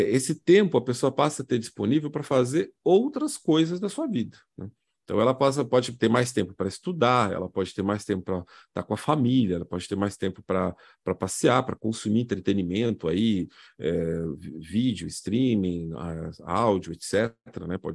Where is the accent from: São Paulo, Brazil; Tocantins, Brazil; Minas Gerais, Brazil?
São Paulo, Brazil; nasci e cresci em São Paulo, nunca fui no Farol Santander